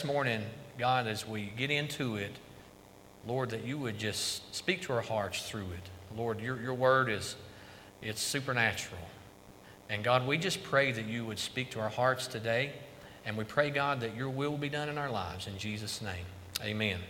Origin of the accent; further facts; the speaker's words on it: Carter County, East Tennessee, United States; moved away as an adult; also born or lived in Idaho; Me and my wife both, we grew up here in Carter County.